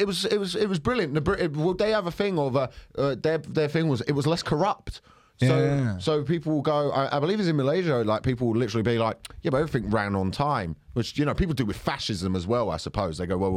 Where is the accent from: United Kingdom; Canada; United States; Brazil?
United Kingdom; Croydon, London; I grew up in Croydon.